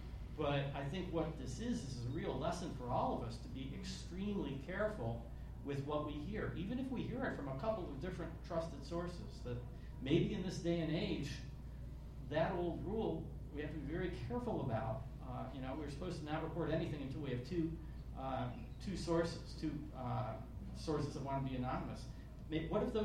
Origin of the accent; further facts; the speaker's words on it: rural Pennsylvania, United States; moved away; I come from a town of 2,000 people in rural Pennsylvania. A lot of people in my hometown still support Donald Trump very, very strongly.